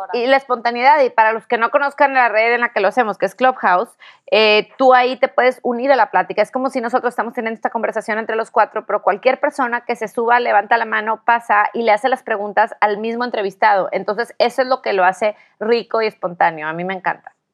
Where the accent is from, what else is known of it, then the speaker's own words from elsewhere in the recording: Tampico, Tamaulipas, Mexico; soy de Tampico